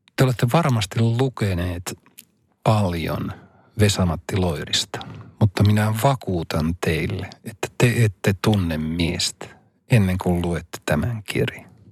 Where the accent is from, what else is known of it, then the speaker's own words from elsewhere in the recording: Rovaniemi, Lapland, Finland; mun kotikaupunkini Rovaniemen